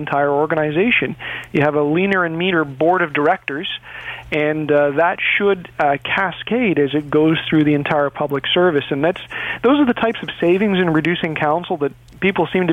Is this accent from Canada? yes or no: yes; Toronto, Ontario, Canada; I grew up in the environment, and I grew up in Etobicoke